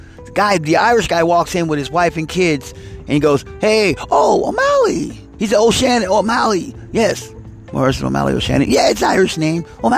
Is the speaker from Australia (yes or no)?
no; Italy; moved away; And my wife, you know, we're Italian and we're from Italy. You know, I mean, she's born and raised in Italy. And, you know, we moved over here